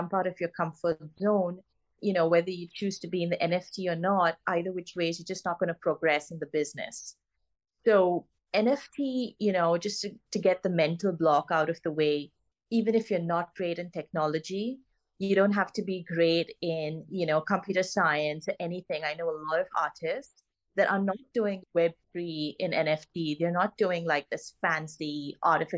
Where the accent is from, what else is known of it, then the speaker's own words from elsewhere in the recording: Goa, India; moved away; I'm originally from Goa in India